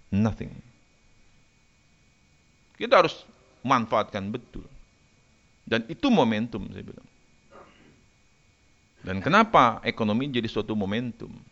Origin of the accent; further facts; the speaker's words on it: Jakarta, Indonesia; Saya ini Kemayoran, saya tinggal di Kemayoran, saya asli orang Kemayoran, lahir besar di Kemayoran.